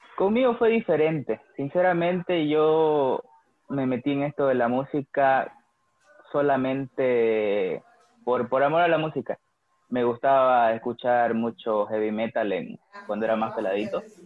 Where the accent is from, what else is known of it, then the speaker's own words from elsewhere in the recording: Santa Cruz de la Sierra, Santa Cruz, Bolivia; nací hace 21 años y, nada, he vivido toda mi vida acá, feliz de, ser cruceño